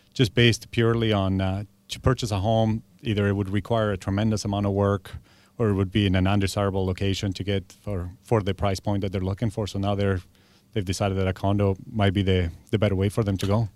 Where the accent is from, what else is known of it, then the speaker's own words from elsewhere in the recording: Argentina; now in Victoria, Canada; I've been here twenty-three years, but I'm originally from Argentina.